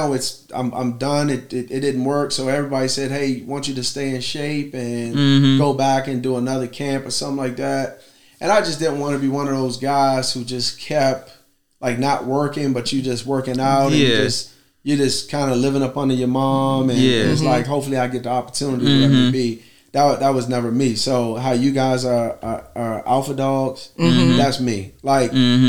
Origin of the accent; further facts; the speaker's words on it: Washington, District of Columbia, United States; we grew up in Washington View, right there in Southeast D.C.